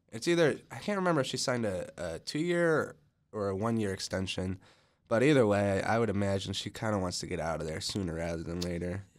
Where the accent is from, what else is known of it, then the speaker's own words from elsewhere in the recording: United States; I'm American too